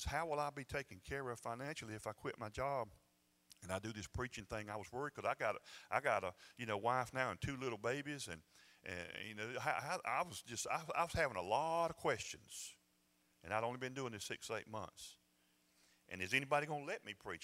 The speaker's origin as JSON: {"language": "English", "region": "Georgia", "country": "United States", "said": "I'm from Georgia"}